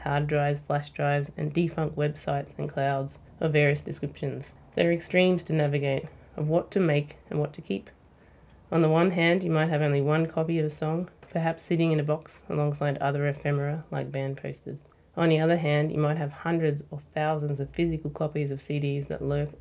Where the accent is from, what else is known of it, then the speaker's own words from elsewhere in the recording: Ballarat, Victoria, Australia; I grew up in Ballarat